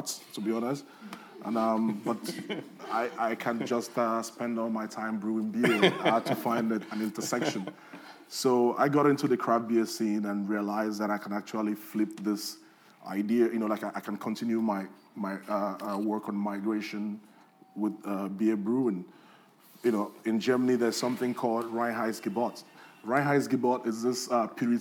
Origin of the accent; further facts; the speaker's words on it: Nigeria; moved away; growing up in Nigeria